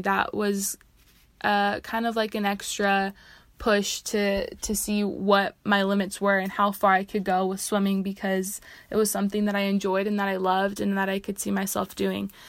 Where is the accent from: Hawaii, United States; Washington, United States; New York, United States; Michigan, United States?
Washington, United States; Seattle; moved away as an adult; now in Utah, United States; I'm originally from Seattle, Washington, but I came out to Utah to attend the University of Utah